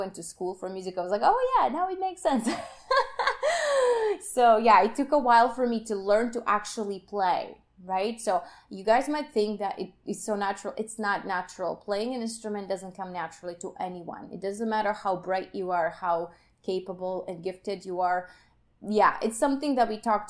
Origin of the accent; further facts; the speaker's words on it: Kyiv, Ukraine; moved away; I'm from Ukraine, Kiev